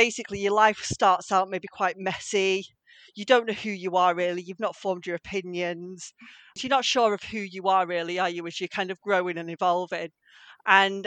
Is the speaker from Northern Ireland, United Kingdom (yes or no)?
no; Salford, North West England, United Kingdom; now in Stretford, United Kingdom; I'm from Stretford. Originally, I'm from Salford.